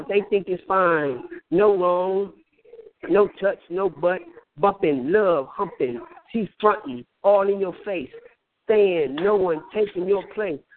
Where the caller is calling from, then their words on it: Flint, Michigan, United States; I'm from uh, Flint, Michigan.